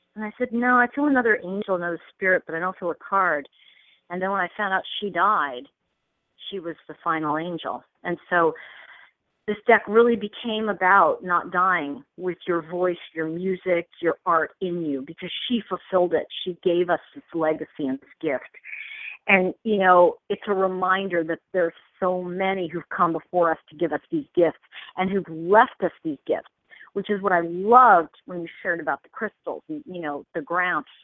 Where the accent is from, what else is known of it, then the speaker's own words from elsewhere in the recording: New York, United States; now in California, United States; I'm from New York originally